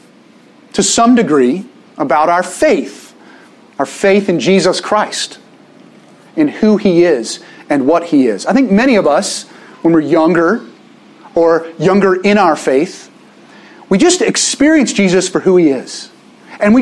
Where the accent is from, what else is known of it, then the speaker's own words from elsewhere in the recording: Little Rock, Arkansas, United States; moved away; I grew up in Little Rock.